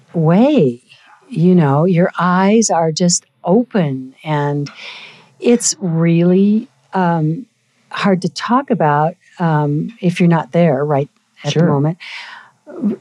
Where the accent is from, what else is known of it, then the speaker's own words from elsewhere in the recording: Golden, Colorado, United States; also born or lived in Pueblo, Colorado / San Francisco; as an Episcopalian growing up in Golden, Colorado.